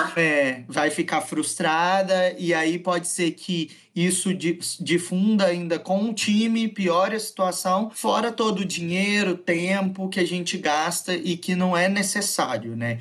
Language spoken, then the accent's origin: Portuguese; Venda Nova do Imigrante, Espírito Santo, Brazil; eu sou natural de Venda Nova do Imigrante